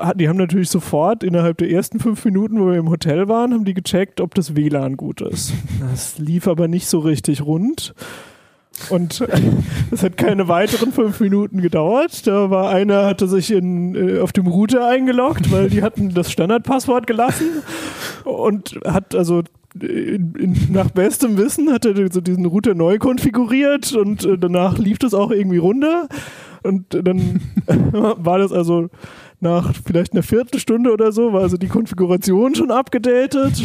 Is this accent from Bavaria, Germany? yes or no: no; Palatinate Forest, Rhineland-Palatinate, Germany; ich komme zum Beispiel aus dem Pfälzerwald